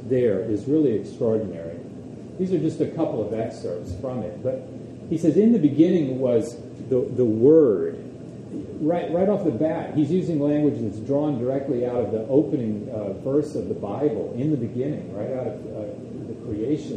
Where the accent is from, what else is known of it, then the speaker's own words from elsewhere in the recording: Dallas, Texas, United States; moved away; I grew up in Texas, in Dallas